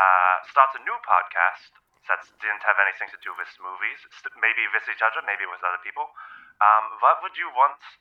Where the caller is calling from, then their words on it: Germany; I am calling from Germany.